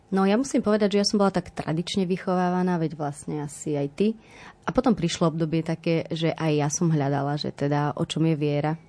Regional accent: Medzianky, Prešov Region, Slovakia; now in Bratislava, Slovakia; Ja pochádzam z Prešova, teda od Prešova, z takej malej dedinky Medzianky

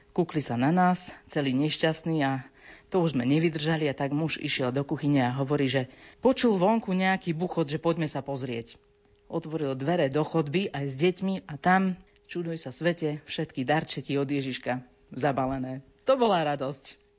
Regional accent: Dobrá Niva, Banská Bystrica Region, Slovakia; Som e, z Dobrej Nivy a tam sa na polnočnej schádzajú aj katolíci a aj evanielici

